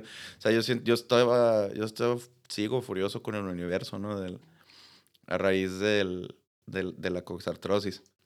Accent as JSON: {"language": "Spanish", "country": "Mexico", "said": "como latinoamericanos, no digamos solo mexicanos"}